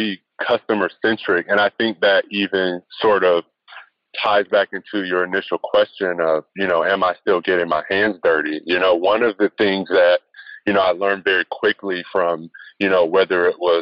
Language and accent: English; North Carolina, United States; growing up in North Carolina in that climate, I've been a UNC fan all my life